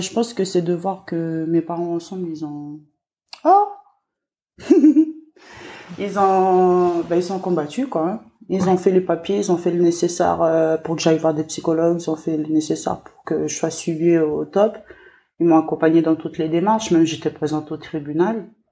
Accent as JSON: {"language": "French", "area": "Lifou", "region": "Loyalty Islands Province", "country": "New Caledonia", "tie": "born or raised there", "said": "je suis originaire de l'île"}